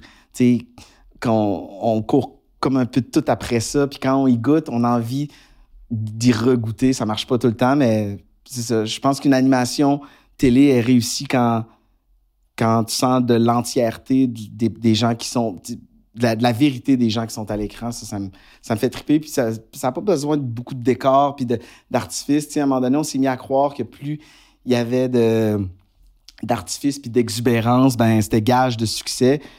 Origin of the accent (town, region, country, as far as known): Quebec, Canada